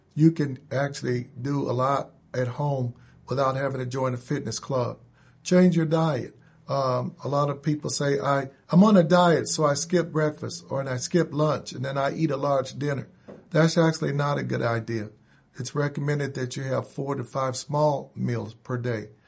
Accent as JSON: {"language": "English", "town": "Indianapolis", "region": "Indiana", "country": "United States", "tie": "born or raised there", "said": "I grew up here in Indianapolis, went to public school forty-five, uh, went to Short Ridge Junior High and high school"}